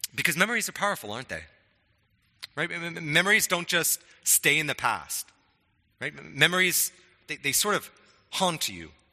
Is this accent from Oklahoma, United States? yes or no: no; Spokane, Washington, United States; when I was young, growing up in Spokane